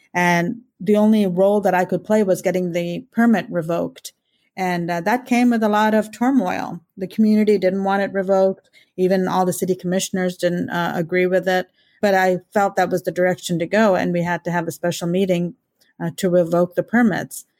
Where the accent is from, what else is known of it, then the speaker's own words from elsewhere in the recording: India; now in Kansas, United States; being an Indian and an immigrant